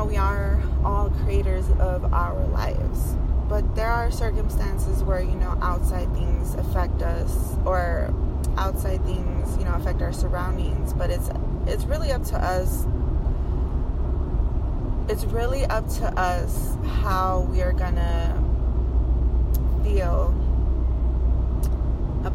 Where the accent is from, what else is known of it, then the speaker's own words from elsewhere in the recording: Indiana, United States; now in Las Vegas, United States; I'm from Indiana